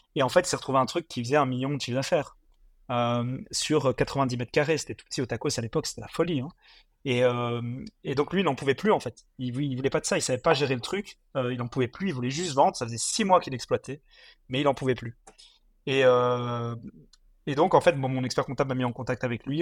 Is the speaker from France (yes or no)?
no; Mons, Wallonia, Belgium; moved away as an adult; also born or lived in Congo / Brussels; je suis originaire de Mons, donc j'habite pas Bruxelles à la base